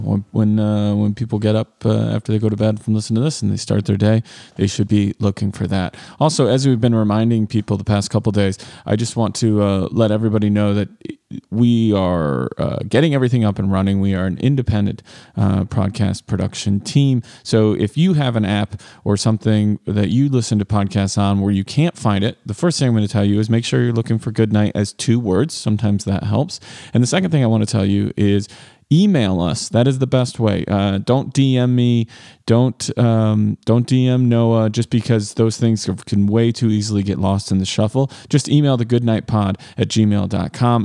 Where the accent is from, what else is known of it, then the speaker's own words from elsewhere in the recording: Rochelle, United States; growing up in Rochelle